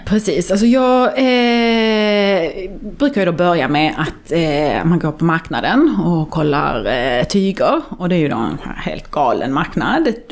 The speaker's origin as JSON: {"language": "Swedish", "country": "Sweden", "tie": "born or raised there", "said": "man är ju uppvuxen i Sverige och har liksom hela det eh, skandinaviska minimalistiska arvet"}